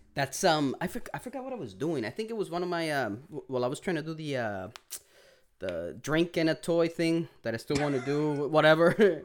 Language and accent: English; Puerto Rico; accent: Puerto Rican; my Puerto Rican accent.